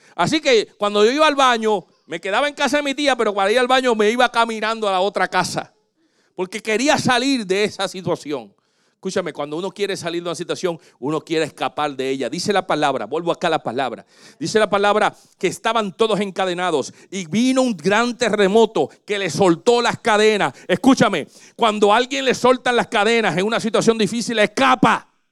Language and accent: Spanish; Puerto Rico; Yo me crecí en Puerto Rico, pero mi familia era en Santo Domingo